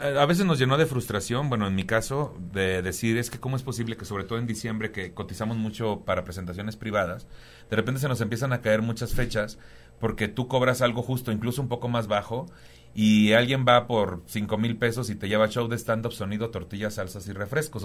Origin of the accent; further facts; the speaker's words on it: Tampico, Tamaulipas, Mexico; moved away as an adult; also born or lived in Cuernavaca / Cancún / Playa del Carmen; now in Mexico City, Mexico; Pues yo soy de Tampico, Tamaulipas, ¿no? Ya llevo, me salí hace muchos años de ahí